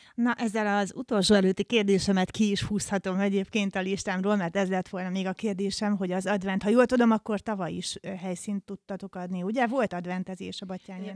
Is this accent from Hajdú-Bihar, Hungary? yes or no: yes; Debrecen, Hajdú-Bihar, Hungary; bennünk debreceniekben